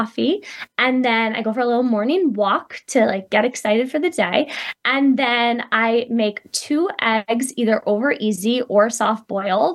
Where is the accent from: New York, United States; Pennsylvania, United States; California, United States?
New York, United States; moved away; I'm actually originally from New York